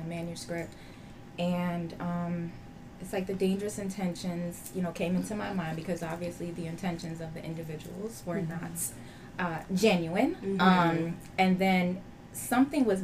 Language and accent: English; Miami, Florida, United States; I was born here in Miami, Florida. My family background is Trinidadian